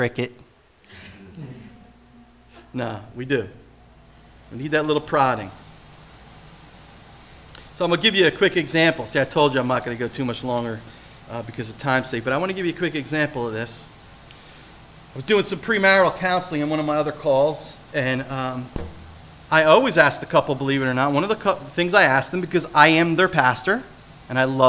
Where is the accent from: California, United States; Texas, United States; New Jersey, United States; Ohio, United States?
New Jersey, United States; I'm from Jersey